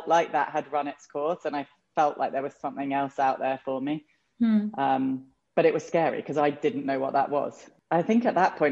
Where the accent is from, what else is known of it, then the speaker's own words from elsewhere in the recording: England, United Kingdom; moved away as an adult; also born or lived in London; now in United States; I was born in England and raised there and, you know, had been there until we moved here, which was in December 2016